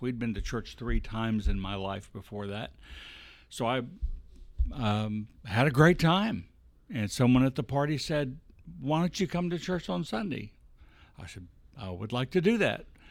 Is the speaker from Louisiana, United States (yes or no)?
yes; Bossier City, Louisiana, United States; I was born in Bossier City